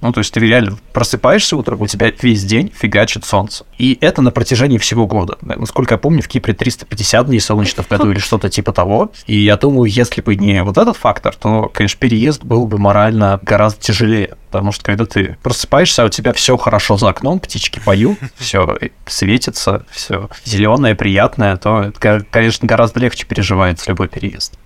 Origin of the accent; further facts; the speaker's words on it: Samara, Samara Oblast, Russia; moved away as an adult; now in Cyprus; я сам из Самары